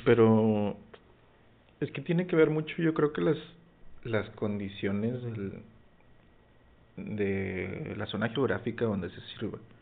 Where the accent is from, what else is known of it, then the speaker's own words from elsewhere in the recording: Mexico; somos los mexicanos